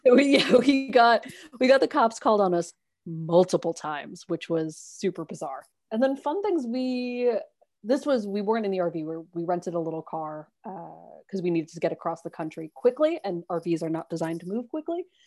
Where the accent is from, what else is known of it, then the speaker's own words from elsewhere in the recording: New York City, New York, United States; moved away as an adult; also born or lived in Brooklyn; I grew up in Manhattan. So, like, I'm city through and through.